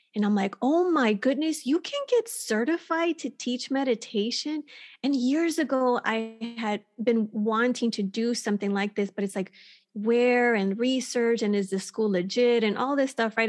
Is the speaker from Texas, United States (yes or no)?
yes; Texas, United States; moved away as an adult; now in California, United States; I was born and raised in Texas and, um, lived on the border in Texas in a small town